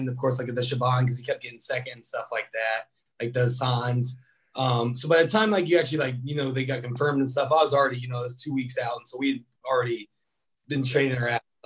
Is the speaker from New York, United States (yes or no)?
no; Des Moines, Iowa, United States; I grew up in Des Moines, Iowa, which is only 5 hours away